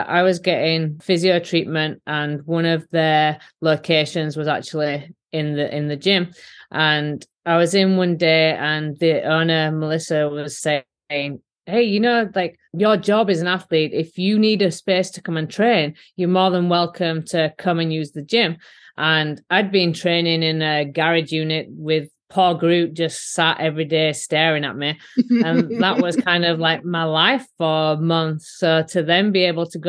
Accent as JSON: {"language": "English", "region": "Yorkshire and the Humber", "country": "United Kingdom", "accent": "Yorkshire", "moved": "as an adult", "lives_now": "United States", "said": "my Yorkshire accent"}